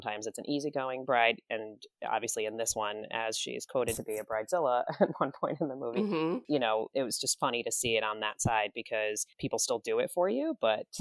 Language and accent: English; New Jersey, United States; also born or lived in Midwest; we grew up in New Jersey